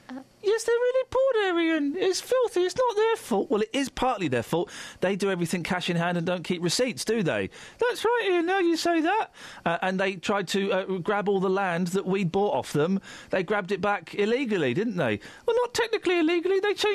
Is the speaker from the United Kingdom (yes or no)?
yes; United Kingdom; We're not French, you know. We're not foreign. We're British.